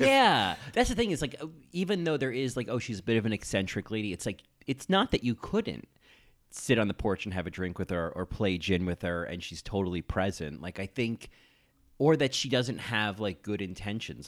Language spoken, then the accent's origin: English; New Jersey, United States; moved away as an adult; also born or lived in Ithaca, New York; I grew up in New Jersey